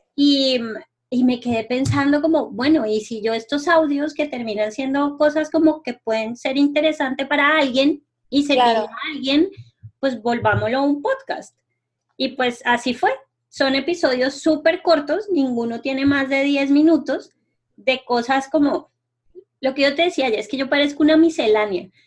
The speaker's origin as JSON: {"language": "Spanish", "country": "Colombia", "moved": "yes", "said": "yo acabo de llegar de pasar un tiempo en mi pueblo en Colombia"}